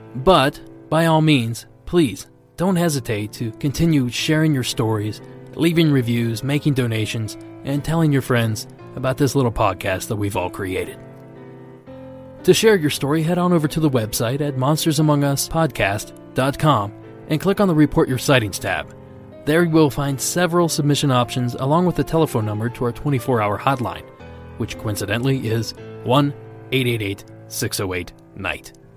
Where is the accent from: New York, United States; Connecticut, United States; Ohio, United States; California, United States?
Ohio, United States; I grew up in Ohio